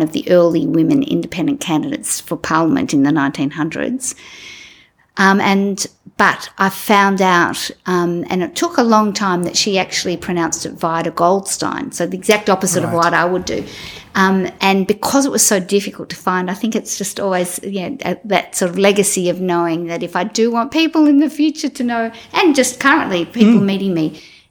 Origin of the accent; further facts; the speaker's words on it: Melbourne, Victoria, Australia; I grew up in Melbourne